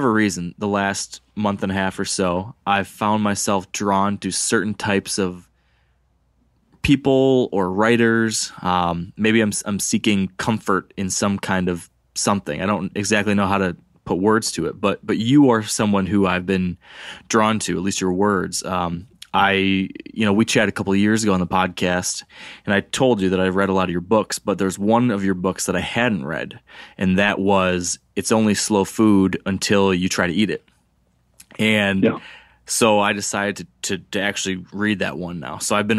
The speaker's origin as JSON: {"language": "English", "region": "Michigan", "country": "United States", "said": "my home state here in Michigan"}